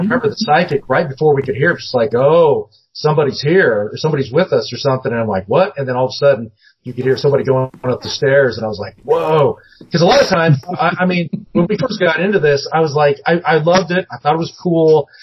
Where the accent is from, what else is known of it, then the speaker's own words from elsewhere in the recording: Seattle, Washington, United States; moved away; I grew up in the Northwest, um, mm-hmm. up in Seattle